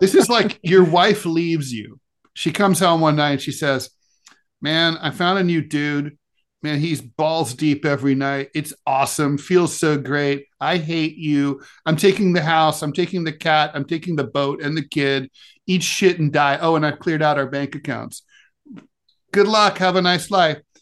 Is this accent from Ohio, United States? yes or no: yes; Dayton, Ohio, United States; moved away; where I grew up in Dayton, the Dayton Daily News